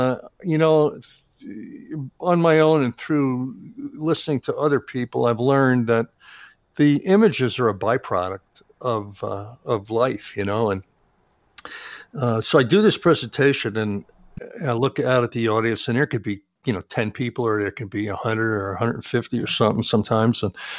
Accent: East Coast, United States; I was brought up in the East Coast.

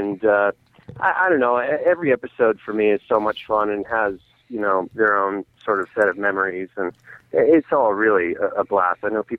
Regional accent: East Coast, United States; now in Malibu, United States; I grew up on the East Coast, like surfing Hatteras and going down to Florida and stuff like that. And And now I live up in the Malibu area

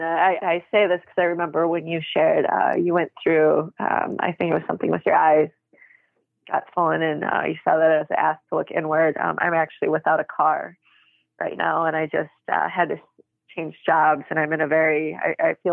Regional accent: Midwest, United States; I'm from the Midwest and that's people marry very young

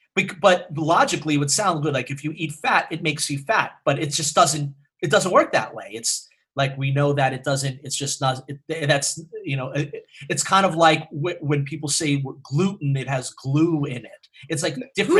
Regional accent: New York City, New York, United States; the neighborhood where Ryan and I grew up on the Upper West Side.

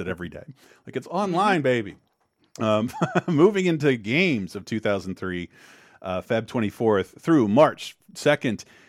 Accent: Florida, United States; as someone growing up in Florida

